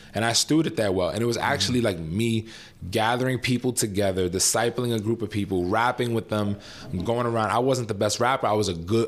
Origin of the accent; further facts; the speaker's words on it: New York City, New York, United States; moved away as an adult; also born or lived in Lafayette, Louisiana; now in Chicago, United States; I'm born and raised in New York City